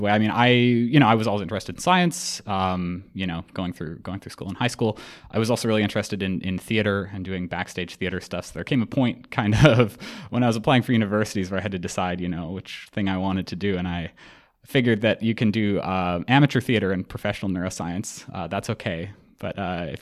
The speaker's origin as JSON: {"language": "English", "town": "Edmonton", "region": "Alberta", "country": "Canada", "tie": "born or raised there", "moved": "as an adult", "lives_now": "Toronto, Canada", "said": "I was born in Edmonton."}